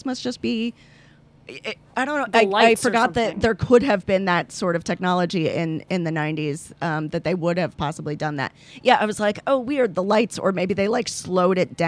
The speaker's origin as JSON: {"language": "English", "town": "Miami", "region": "Florida", "country": "United States", "tie": "born or raised there", "said": "I grew up in Miami"}